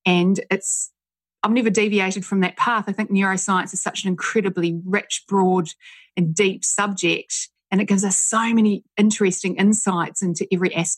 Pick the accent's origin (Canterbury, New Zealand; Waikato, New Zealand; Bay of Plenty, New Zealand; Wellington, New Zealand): Canterbury, New Zealand; Christchurch; moved away as an adult; now in Sydney, Australia; I grew up in Christchurch, New Zealand